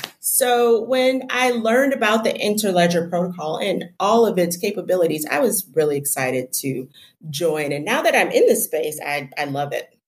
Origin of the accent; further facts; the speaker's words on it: Detroit, Michigan, United States; Well, I'm from Detroit, and when I was talking about that, those access to banks and financial services, I grew up with that.